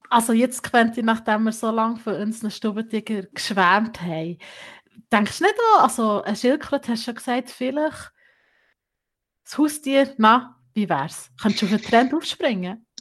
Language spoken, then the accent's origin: German; Bern, Switzerland; bei uns in der Schweiz, im Kanton Bern